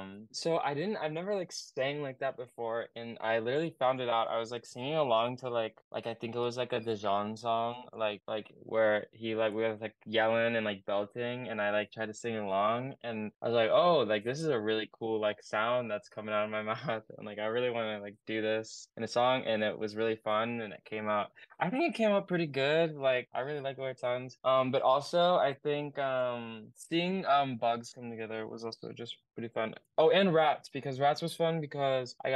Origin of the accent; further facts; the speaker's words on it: Oregon, United States; I'm from Oregon and I make like indie pop